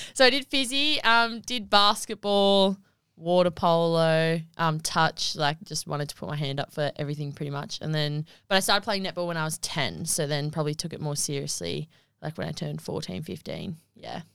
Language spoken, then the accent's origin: English; Wagga Wagga, New South Wales, Australia; I was born in Wagga Wagga on the twenty-first of the eleventh, two thousand three